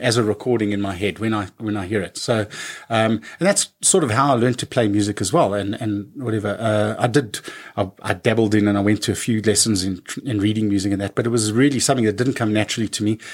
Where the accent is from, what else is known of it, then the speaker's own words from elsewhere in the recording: Johannesburg, Gauteng, South Africa; I was born in Joburg, Joburg